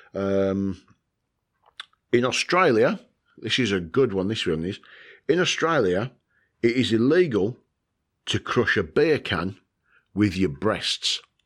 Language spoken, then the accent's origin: English; United Kingdom; from the good old UK, from my home country uh, that I love.